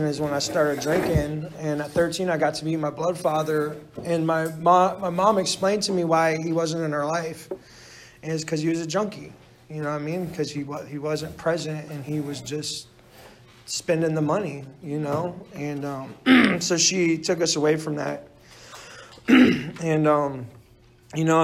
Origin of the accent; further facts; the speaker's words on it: Orlando, Florida, United States; moved away; I grew up in Orlando, Florida, too. So I'm 3,000 miles away from, you know, where I grew up